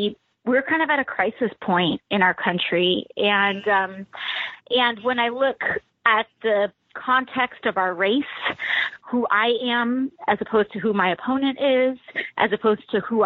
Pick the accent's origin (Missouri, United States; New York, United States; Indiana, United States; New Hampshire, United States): New York, United States; New York City; as a girl from the Bronx